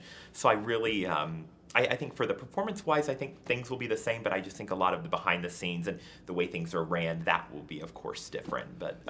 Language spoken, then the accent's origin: English; New York, United States; also born or lived in Southern Illinois; having been born and raised in New York and kind of in the hustle and bustle all the time.